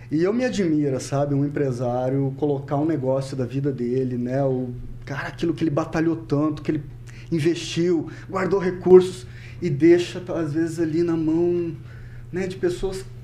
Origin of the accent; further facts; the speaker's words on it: Cornélio Procópio, Paraná, Brazil; moved away as an adult; also born or lived in Curitiba / Londrina / Ponta Grossa; nasci né, em Cornélio Procópio, vivi lá até os meus 18 anos, com 19 anos eu saí de Cornélio, fiz uma breve passagem por Curitiba